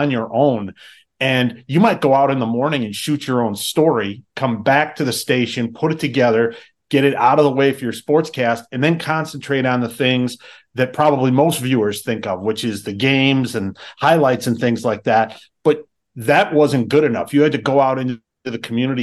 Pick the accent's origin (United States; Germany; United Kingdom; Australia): United States; Wisconsin; I'm from Wisconsin, I was new to Green Bay